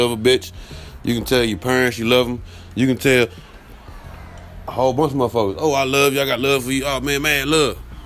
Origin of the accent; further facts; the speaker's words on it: Dallas, Texas, United States; now in Delaware, United States; I'm from Dallas. I live in Delaware